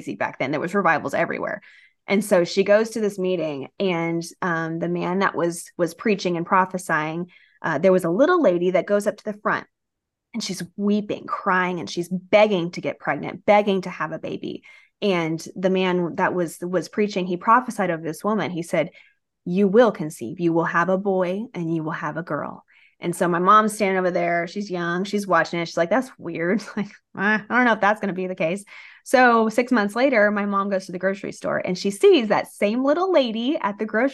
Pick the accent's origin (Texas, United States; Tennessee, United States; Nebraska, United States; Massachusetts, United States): Texas, United States; Rio Grande Valley, deep South; We grew up down in the Rio Grande Valley, which is like deep South Texas by South Padre Island.